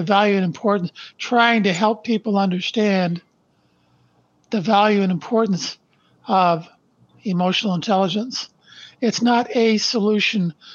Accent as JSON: {"language": "English", "town": "Brantford", "region": "Ontario", "country": "Canada", "tie": "born or raised there", "said": "I was born in Brantford, Ontario, Canada, on December 1st, 1953. Our family lived in a small two-bedroom post-World War II bungalow where my mom and dad raised three boys"}